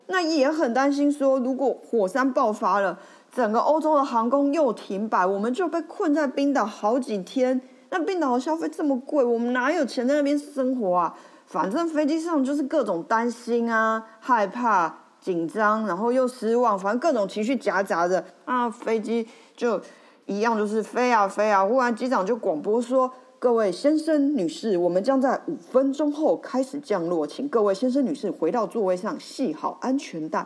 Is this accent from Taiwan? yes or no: yes; Taiwan; 我来自台湾